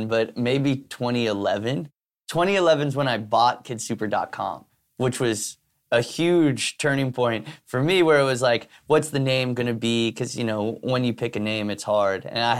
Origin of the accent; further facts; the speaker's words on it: New York City, New York, United States; growing up in New York City, my vision of what New York City was hustling. And so like my mom coming here from Spain and trying to make it as like a artist person, and then my dad coming here from Ireland